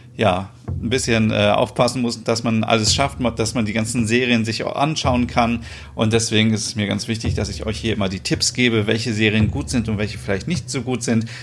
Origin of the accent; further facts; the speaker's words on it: Germany; hier bei uns in Deutschland